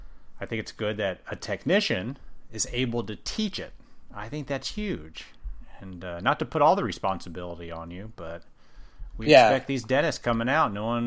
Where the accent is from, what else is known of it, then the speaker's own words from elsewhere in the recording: Indiana, United States; I'm from basically Indiana.